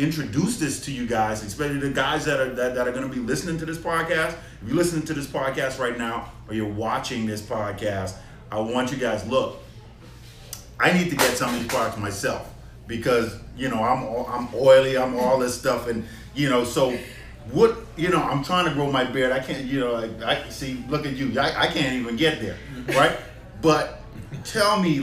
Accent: Bahamas; also born or lived in Nassau, Bahamas; so we grew up in the Bahamas. And you know, I moved to an island, Nassau, in the Bahamas

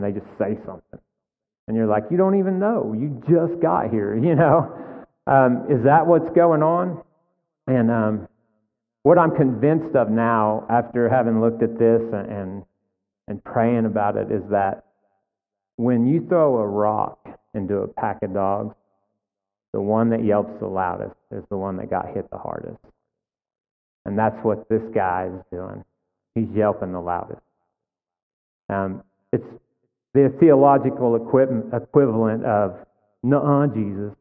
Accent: Texas, United States; we're all Texans here

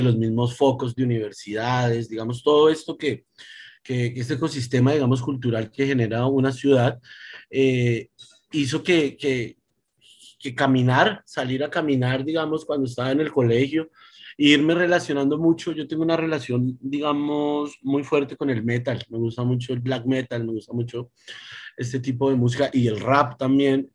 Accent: Bogotá, Colombia; yo nací en Bogotá, me crié en Bogotá

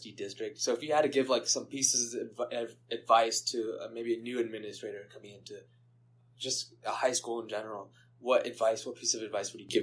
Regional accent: West Coast, United States; I've always been a West Coast kid

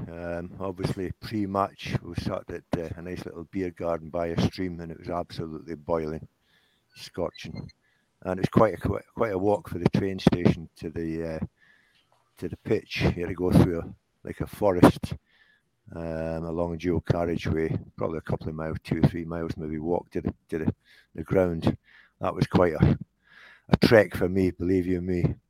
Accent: Scotland, United Kingdom; now in Gateshead, United Kingdom; I've been here 46 years now, so I'm a nationalised Geordie, I'm not a Scotsman. I don't follow Scotland.

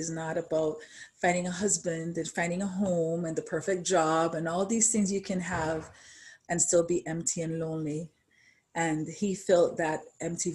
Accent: Jamaica; born and raised in Jamaica

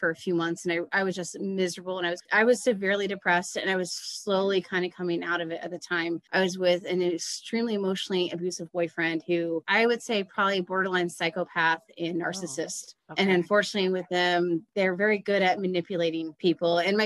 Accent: Dayton, Ohio, United States; also born or lived in Columbus, Ohio; I grew up in Dayton and I moved to Columbus

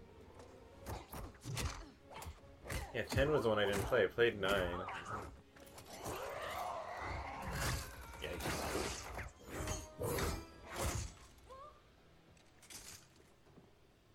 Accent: Phoenix, Arizona, United States; growing up in Phoenix

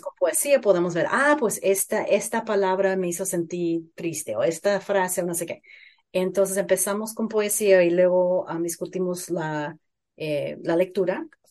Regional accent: Phoenix, Arizona, United States; Yo crecí en Phoenix, en Arizona

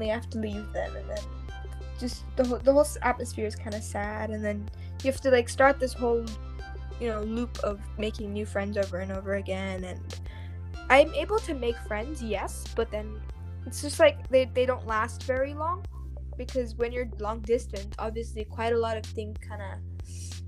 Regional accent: United States; moved away as an adult; also born or lived in Germany; now in Stavanger, Norway; I am American. And India, because my family is from there.

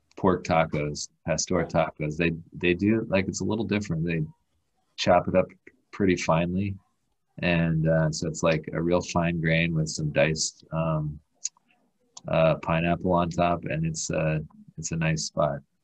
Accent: Escondido, California, United States; moved away; also born or lived in Chicago; my hometown of Escondido

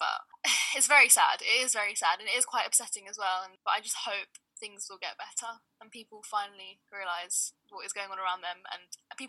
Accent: Sudan; quite similarly to what happened in my home country, which is Sudan.

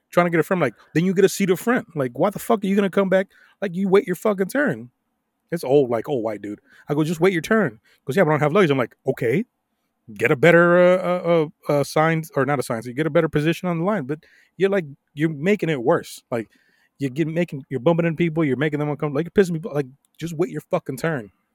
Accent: Miami Beach, Florida, United States; now in Dallas, United States; I went to my actual hometown, which is, like, South Beach. Yes, I grew up in South Beach

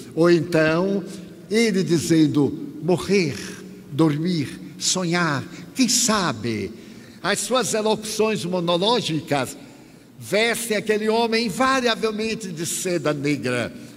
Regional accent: Bahia, Brazil; eu sou baiano

